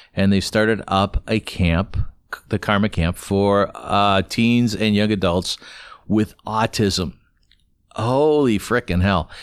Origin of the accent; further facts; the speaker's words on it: Kitchener, Ontario, Canada; now in Toronto, Canada; When I was growing up in Kitchener